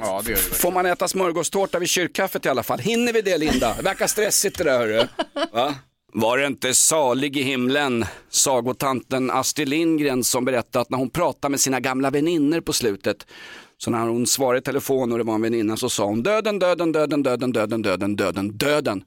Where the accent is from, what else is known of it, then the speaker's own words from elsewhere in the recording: Stockholm, Stockholm County, Sweden; jag är sörlänning, jag är stockholmare